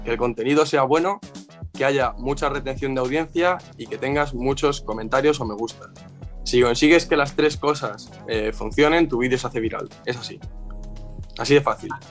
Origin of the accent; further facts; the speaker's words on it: Spain; aquí en España en todas las, sin exagerarte, en mi pueblo hay, y vivo en un pueblo pequeñito